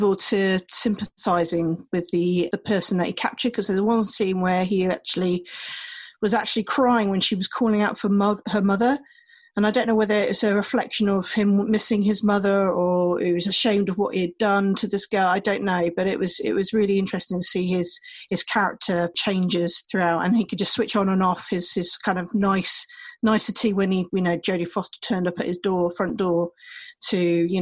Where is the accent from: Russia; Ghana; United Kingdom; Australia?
United Kingdom; England; accent: English; I've had Americans taking the mick out of my English accent